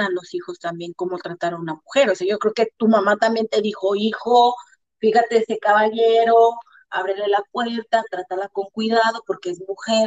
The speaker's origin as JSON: {"language": "Spanish", "country": "Mexico", "moved": "as an adult", "lives_now": "Bulgaria", "said": "yo como buena mamá mexicana"}